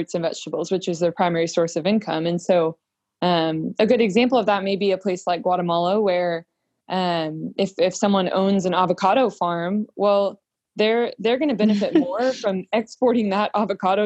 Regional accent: Round Rock, Texas, United States; I am from Round Rock, Texas, so north of Austin

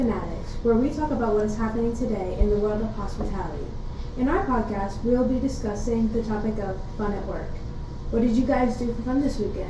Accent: Allentown, Pennsylvania, United States; I'm from Allentown, Pennsylvania.

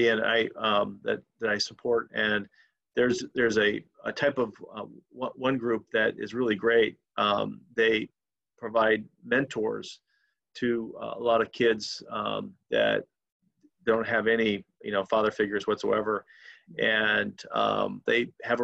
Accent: Yakima, Washington, United States; now in Chicago, United States; I grew up in the Yakima, Washington area

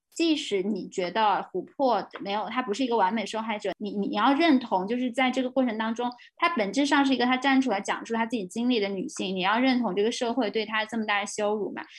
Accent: China; 当我们就是大陆的所有的女权主义者都被认为是境外势力的时候

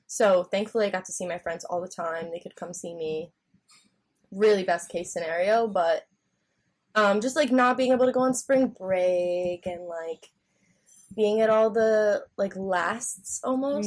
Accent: Connecticut, United States; moved away as an adult; now in Arlington, United States; I'm from Connecticut

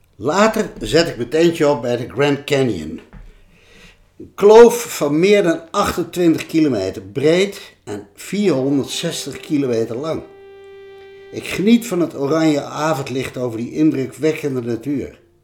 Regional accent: Bergen op Zoom, North Brabant, Netherlands; In Bergen op zo waar ik ben opgegroeid

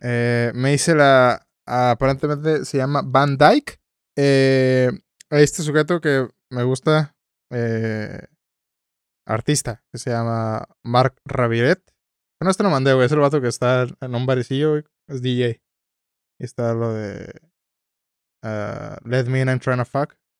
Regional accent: Tijuana, Baja California, Mexico

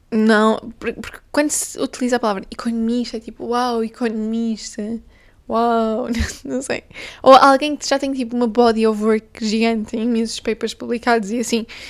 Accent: Portugal; eu sou portuguesa, eu bebo café desde, desde os 5 anos de idade

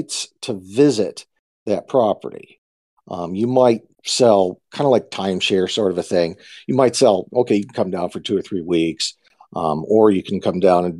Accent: Bozeman, Montana, United States; moved away as an adult; now in Fiji; I'm an OG Montana guy from around the Bozeman area.

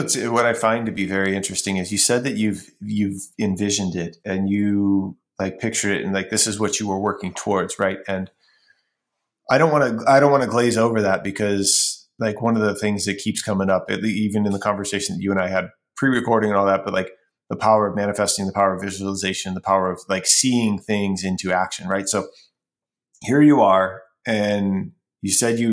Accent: Ohio, United States; I'm originally from Ohio

